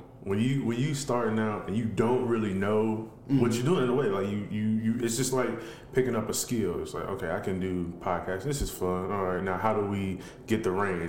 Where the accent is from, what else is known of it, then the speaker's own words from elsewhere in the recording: Chicago, Illinois, United States; I'm from Chicago